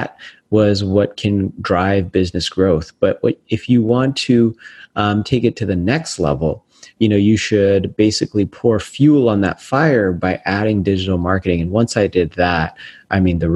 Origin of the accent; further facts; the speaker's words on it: Las Vegas, Nevada, United States; my hometown of Las Vegas